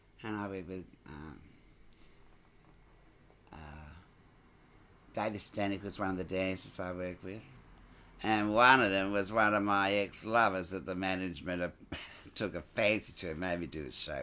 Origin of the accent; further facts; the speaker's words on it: Narrabeen, New South Wales, Australia; also born or lived in Scotland; we packed up and I grew up in Narrabeen